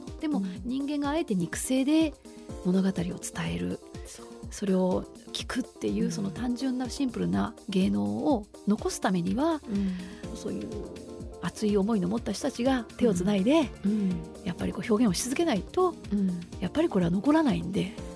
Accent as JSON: {"language": "Japanese", "town": "Mino", "region": "Gifu", "country": "Japan", "tie": "born or raised there", "moved": "yes", "said": "うちのふるさとには祭りがあってね、はい、美濃祭りという4月の第二土日にあるんだけれどもそのふるさと岐阜県美濃市"}